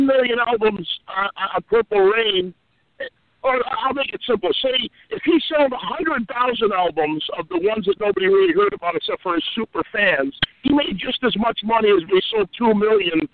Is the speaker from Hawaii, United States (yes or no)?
no; Rochester, New York, United States; my hometown